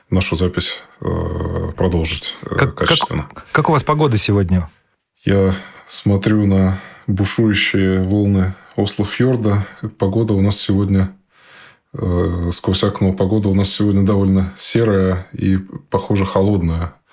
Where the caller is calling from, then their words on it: Norway; Да, действительно, я на связи из Норвегии.